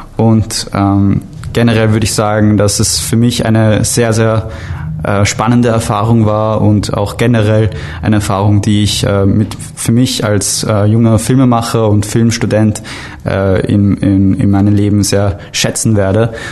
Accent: Vienna, Austria; ich komme aus Wien, äh, Österreich

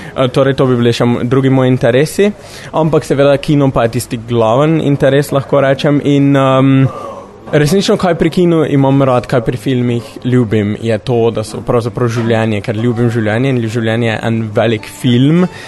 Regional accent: Slovenia; prihajam iz Slovenije

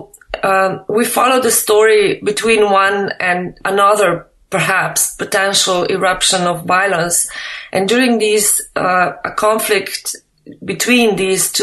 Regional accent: Slovenia; I'm not from Albania, I'm from Slovenia

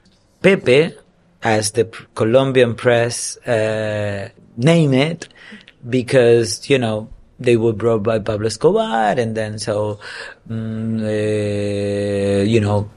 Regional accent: Dominican Republic; English is a second language; I'm from the Dominican Republic

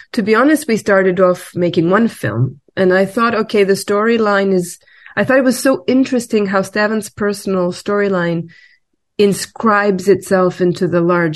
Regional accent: Belgrade, Serbia; I'm also from Belgrade, like you.

